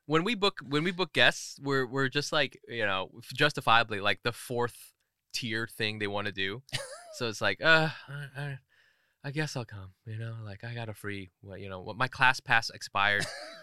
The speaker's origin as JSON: {"language": "English", "region": "California", "country": "United States", "tie": "born or raised there", "said": "So I'm from Orange County, and growing up in Orange County, like Monterey Park was, the Asian place."}